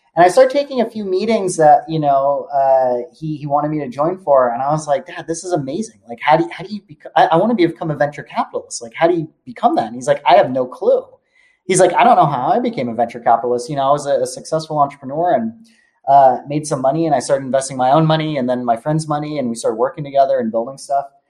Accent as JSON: {"language": "English", "town": "Palo Alto", "region": "California", "country": "United States", "tie": "born or raised there", "said": "I was born in Palo Alto"}